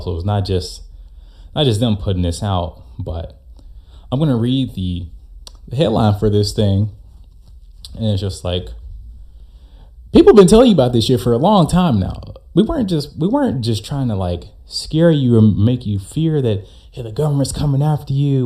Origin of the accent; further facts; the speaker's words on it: United States; as an American